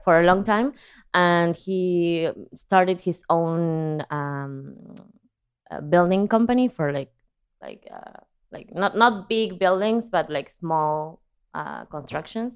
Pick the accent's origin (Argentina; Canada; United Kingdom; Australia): Argentina; English is a second language; moved away as an adult; also born or lived in San Diego / Sunset Park, Brooklyn; now in New York, United States; I could understand, but I couldn't communicate because I never had to in Argentina